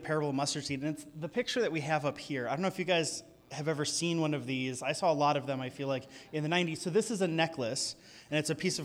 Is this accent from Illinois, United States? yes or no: yes; outside Chicago, Illinois, United States; now in California, United States; I grew up outside Chicago